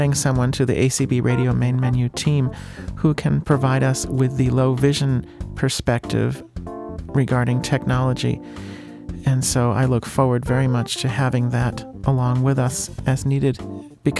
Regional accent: Bristol, Connecticut, United States; my hometown is Bristol, and they have a clock museum

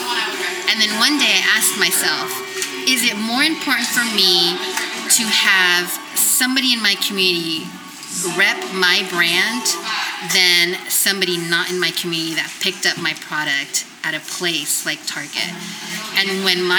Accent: San Francisco, California, United States; I grew up in San Francisco. I grew up in the Mission

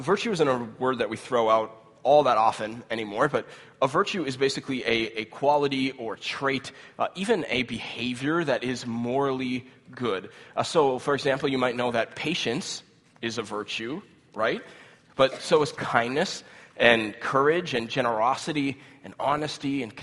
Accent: United States; as American Christians

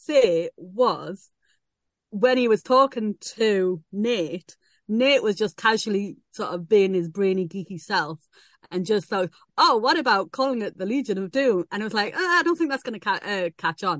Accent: England, United Kingdom; am I being very English

